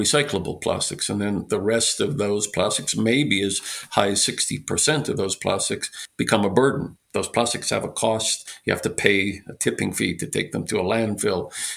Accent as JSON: {"language": "English", "country": "Canada", "said": "I'm a Canadian"}